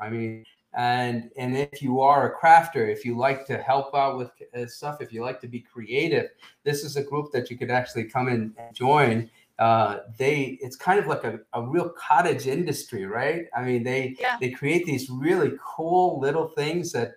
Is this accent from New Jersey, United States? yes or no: yes; Teaneck, New Jersey, United States; growing up in Teaneck, New Jersey